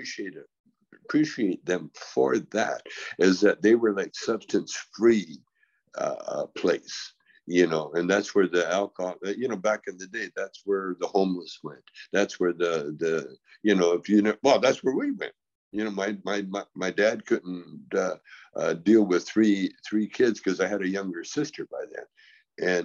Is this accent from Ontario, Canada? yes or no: no; Calgary, Alberta, Canada; when I grew up in Calgary